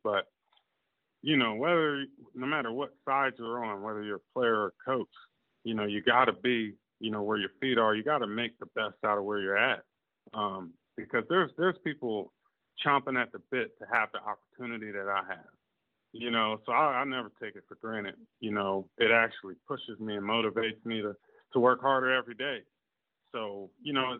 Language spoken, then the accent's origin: English; Virginia, United States; I'm from, I was born in Virginia